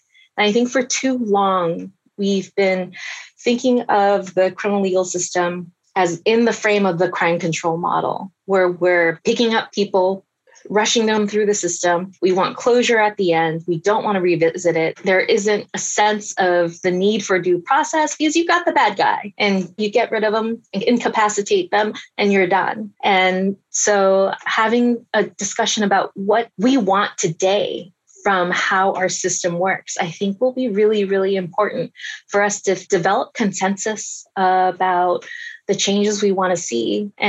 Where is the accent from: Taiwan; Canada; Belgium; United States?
Taiwan; born there; And I was born in Taiwan. I was a US citizen, but I said Taiwan because I thought I have to answer honestly.